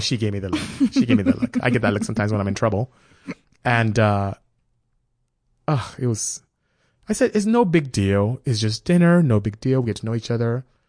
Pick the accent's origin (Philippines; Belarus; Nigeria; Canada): Nigeria; moved away; also born or lived in West Africa; being Nigerian raised by my father